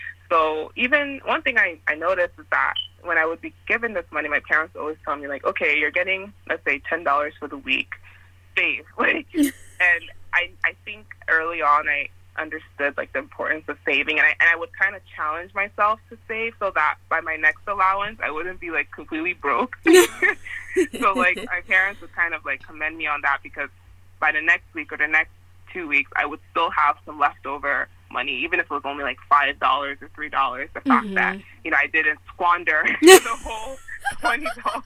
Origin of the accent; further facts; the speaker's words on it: Newark, New Jersey, United States; also born or lived in Nigeria; Grew up in Newark, New Jersey. I'm originally from Nigeria, but I always say both.